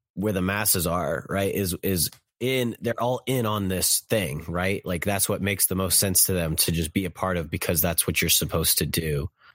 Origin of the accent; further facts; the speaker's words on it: Kansas City, United States; I'm from Kansas City